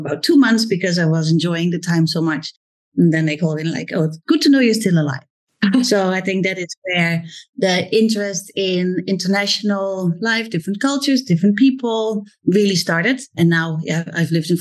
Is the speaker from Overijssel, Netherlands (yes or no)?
yes; Zwolle, Overijssel, Netherlands; English is a second language; moved away as an adult; also born or lived in Amsterdam, Netherlands / London, United Kingdom; now in Singapore; Zwolle, where I was raised.